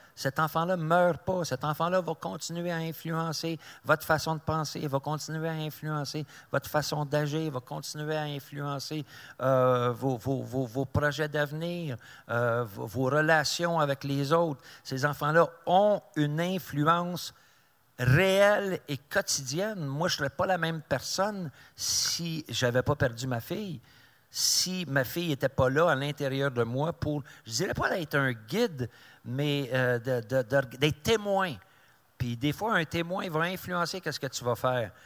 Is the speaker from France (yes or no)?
no; Mirabel, Quebec, Canada; je suis de Mirabel